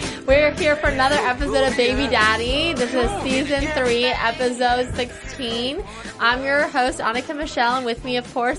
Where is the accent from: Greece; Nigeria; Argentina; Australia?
Australia; I am from Australia